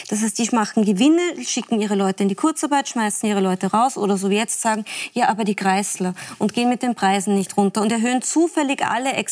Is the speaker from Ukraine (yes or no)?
no; Salzburg, Austria; bin Salzburgerin.